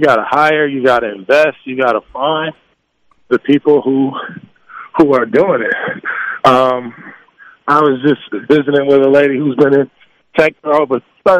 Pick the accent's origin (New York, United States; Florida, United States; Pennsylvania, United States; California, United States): California, United States; Los Angeles; You know, growing up in South Central Los Angeles, you got to survive, right?